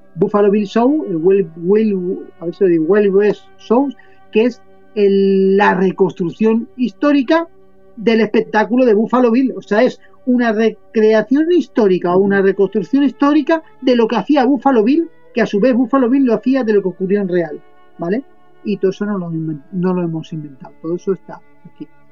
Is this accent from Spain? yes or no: yes; Spain; también soy español